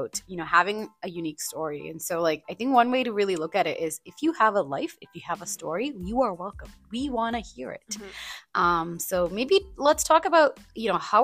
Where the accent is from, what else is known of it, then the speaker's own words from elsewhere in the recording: India; moved away; I was actually born and brought up in India